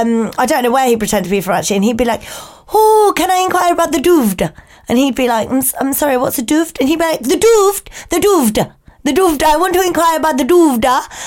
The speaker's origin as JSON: {"language": "English", "area": "Home Counties", "region": "South East England", "country": "United Kingdom", "accent": "home counties", "said": "I don't think I've got an accent because I think my accent's very bog standard, mixed British. Mixed bag. Just home counties."}